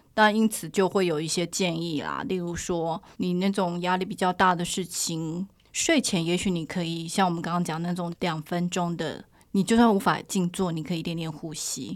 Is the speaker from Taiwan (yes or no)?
yes; Taiwan; 我们台湾的研究